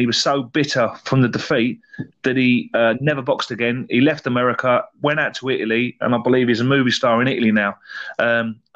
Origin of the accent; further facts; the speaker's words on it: England, United Kingdom; being English as well, British as well